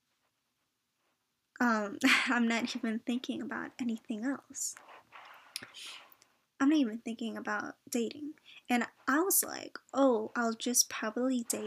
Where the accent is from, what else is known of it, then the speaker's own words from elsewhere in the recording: United States; I was born in the States